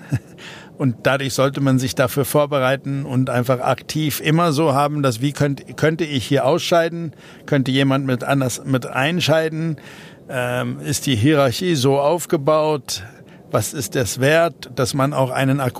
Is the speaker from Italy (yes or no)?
no; South Africa; German is a second language; moved away as an adult; Aus, wir sind aus äh, persönlichen Gründen aus Südafrika ausgewandert, ähm, einfach weil es gefährlicher wurde